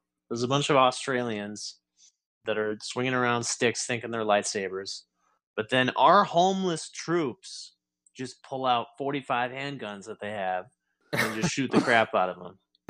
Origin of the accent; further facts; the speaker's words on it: Detroit, Michigan, United States; I'm from Detroit.